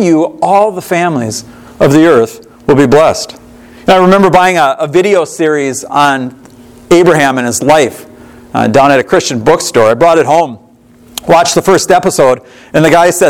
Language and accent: English; Monticello, Minnesota, United States; I grew up outside of Monticello, Minnesota